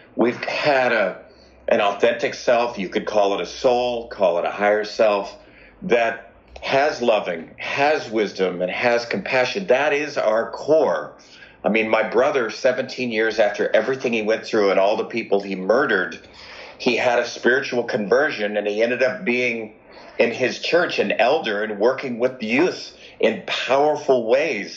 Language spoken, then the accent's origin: English; Los Angeles, California, United States; I grew up in Los Angeles.